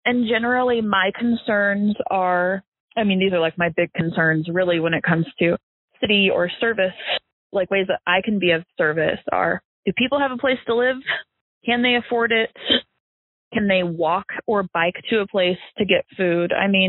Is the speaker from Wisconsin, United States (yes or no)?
no; Fayetteville, Arkansas, United States; I am from Fayetteville, Arkansas. I have lived in my neighborhood since I was 7. I live one street over from my childhood home.